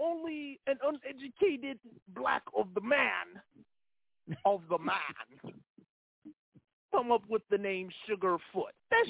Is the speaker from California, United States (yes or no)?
no; Philadelphia, Pennsylvania, United States; I'm from Philly.